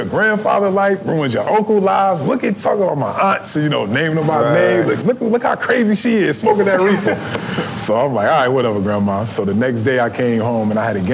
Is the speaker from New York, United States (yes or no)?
no; New Jersey, United States; I grew up in Jersey where, like, you know, I was taught to believe that cannabis was a gateway drug